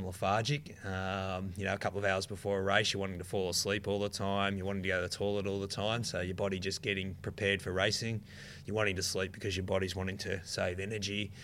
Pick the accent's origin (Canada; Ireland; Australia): Australia; being an Australian